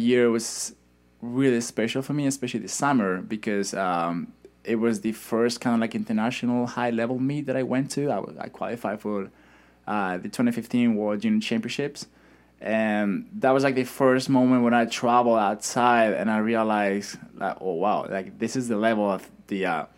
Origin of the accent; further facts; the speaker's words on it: Madrid, Community of Madrid, Spain; first language Spanish; English is a second language; moved away as an adult; That's the city I'm from